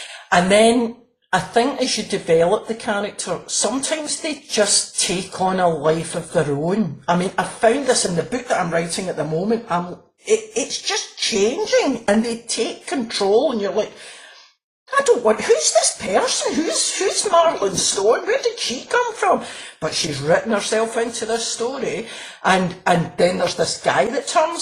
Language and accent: English; Glasgow, Scotland, United Kingdom; I'm from Glasgow